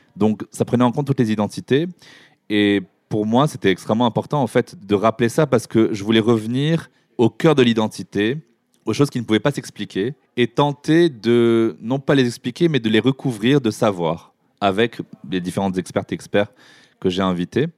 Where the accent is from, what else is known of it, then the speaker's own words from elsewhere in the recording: Morocco; now in France; j'ai grandi au Maroc dans une culture dite arabo-musulmane